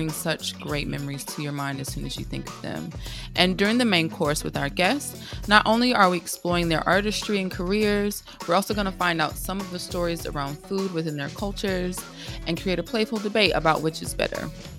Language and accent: English; Atlanta, Georgia, United States; now in London, United Kingdom; your other host, originally from Atlanta, Georgia in the States, and now living in London.